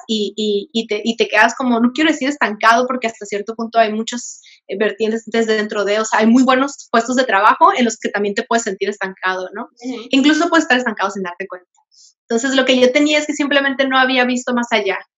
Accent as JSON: {"language": "Spanish", "region": "Veracruz", "country": "Mexico", "tie": "born or raised there", "also_born_or_lived": "Baja California", "moved": "yes", "said": "soy originaria de Veracruz"}